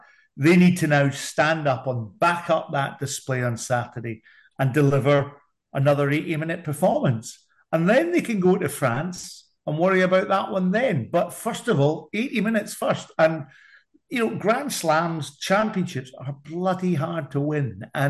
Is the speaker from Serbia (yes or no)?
no; Scotland, United Kingdom; No, I'm a Scotsman.